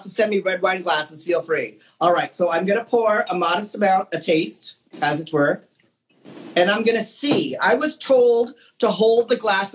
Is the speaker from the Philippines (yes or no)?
yes; Philippines; I'm Filipino